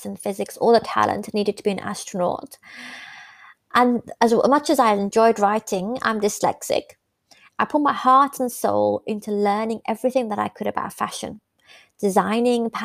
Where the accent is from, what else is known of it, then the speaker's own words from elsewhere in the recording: the north of England, United Kingdom; also born or lived in Iran; Growing up in the 80s in Northern England, away from my home country, which was Iran